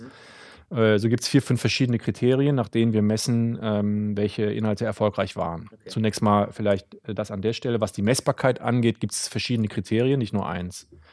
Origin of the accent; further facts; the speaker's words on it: near Euskirchen, North Rhine-Westphalia, Germany; moved away as an adult; also born or lived in Berlin; ich komme ja aus der Nähe von Euskirchen, bin in Bad Münstereifel zur Schule gegangen